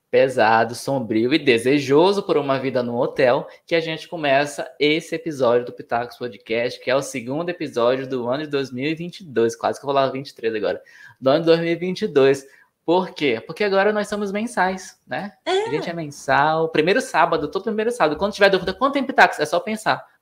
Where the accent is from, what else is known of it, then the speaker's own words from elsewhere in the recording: Manaus, Amazonas, Brazil; moved away; also born or lived in São Paulo; Gente, é longe, é longe. Eu já sou rodada, sou viajada, tá? Já, já olha o que eu já mudei dentro de Manaus, depois mudei para São Paulo, depois Mina